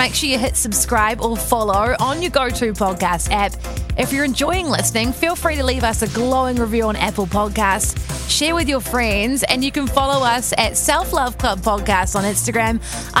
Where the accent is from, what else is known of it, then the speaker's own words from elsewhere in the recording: New Zealand; a lot of us growing up in New Zealand, we were the board short generation.